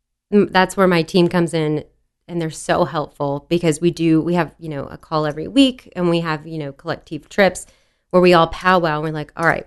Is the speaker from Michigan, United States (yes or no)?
no; Dallas, Texas, United States; So I grew up in Dallas. And then when I turned 13, let me rewind a little bit. So grew up in Dallas.